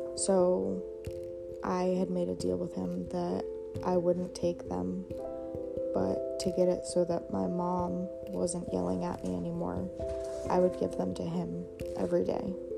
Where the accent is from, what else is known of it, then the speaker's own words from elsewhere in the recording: Maine, United States; I am 22 and I live in Maine. Um, when I was in seventh grade, my family had decided to move back to my hometown